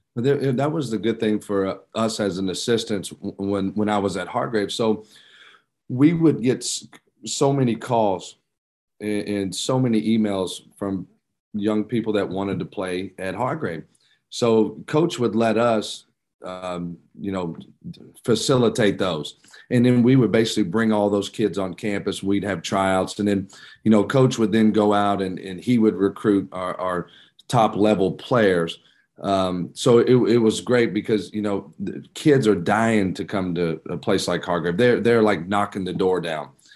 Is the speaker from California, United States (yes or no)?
no; Georgetown, Kentucky, United States; moved away as an adult; also born or lived in Virginia / Raleigh, North Carolina; now in Richmond, United States; I'm from Georgetown